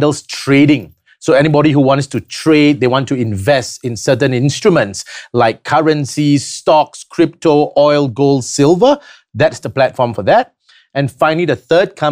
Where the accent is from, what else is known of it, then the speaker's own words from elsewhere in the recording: Singapore; I am from Singapore